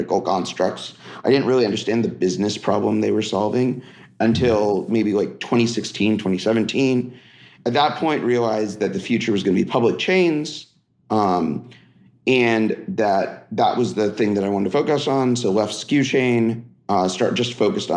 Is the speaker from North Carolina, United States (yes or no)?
no; Silicon Valley, California, United States; also born or lived in Philadelphia; grew up in the Silicon Valley